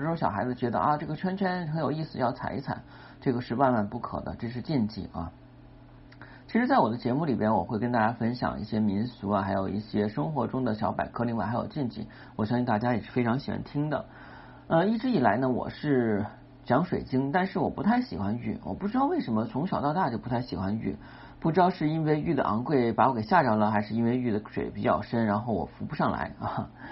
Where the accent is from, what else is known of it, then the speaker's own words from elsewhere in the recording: China; 我们中国人